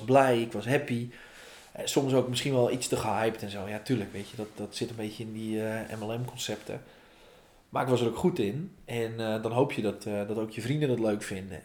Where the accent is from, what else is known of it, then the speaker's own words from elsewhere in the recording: Volendam, North Holland, Netherlands; ik kom uit Vallendam. Vallendam is het meest fantastische dorp van Nederland.